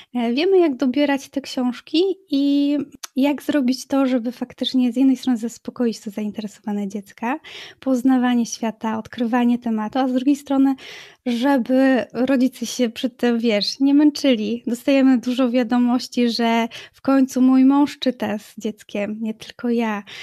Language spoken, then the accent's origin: Polish; Racibórz, Silesian Voivodeship, Poland; moved away as an adult; also born or lived in Wrocław / Germany; now in Racibórz, Poland; do Raciborza, do mojej rodzinnej miejscowości